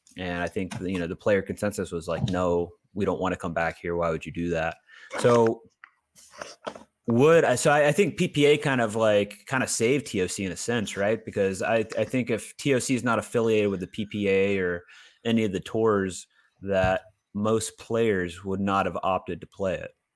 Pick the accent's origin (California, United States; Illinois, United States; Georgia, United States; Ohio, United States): Georgia, United States; Augusta; I was born in Augusta